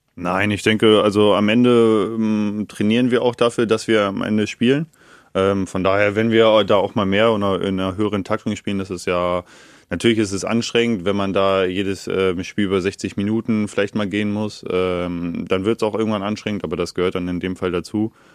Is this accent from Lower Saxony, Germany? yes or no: yes; Neustadt am Rübenberge, Lower Saxony, Germany; now in Garbsen, Germany; ich wohne nicht direkt in Neustadt, das ist nur mein Geburtsort. Ähm, ich wohne, wenn du so willst, in Garbsen